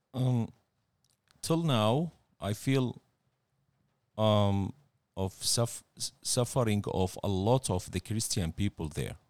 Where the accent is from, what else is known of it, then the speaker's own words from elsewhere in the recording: Baghdad, Baghdad Governorate, Iraq; moved away as an adult; now in Australia; I was born in Baghdad, nineteen seventy-seven.